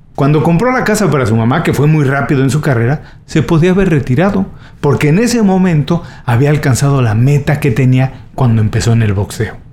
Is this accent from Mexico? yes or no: yes; Mexico; soy mexicano Viví los años 80 en México